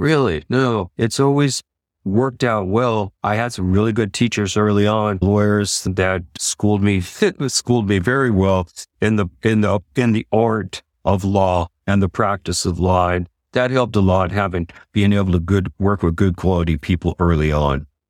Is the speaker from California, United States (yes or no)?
yes; San Leandro, California, United States; Floresta Gardens in San Leandro, San Leandro